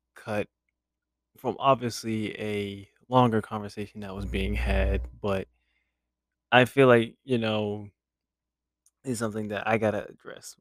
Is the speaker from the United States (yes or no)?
yes; United States; as an American